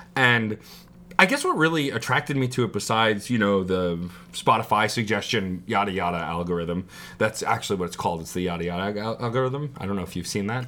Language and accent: English; New York City, New York, United States; also born or lived in Staten Island, New York; I was born in Brooklyn, then moved to Staten Island. So technically my hometown is still Brooklyn.